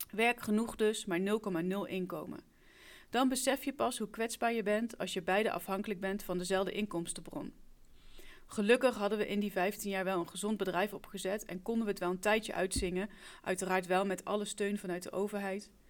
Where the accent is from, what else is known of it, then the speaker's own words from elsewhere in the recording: Gelderland, Netherlands; Ik kom oorspronkelijk uit Gelderland, maar ik woon alweer heel wat jaartjes in het Burgondische Brabant.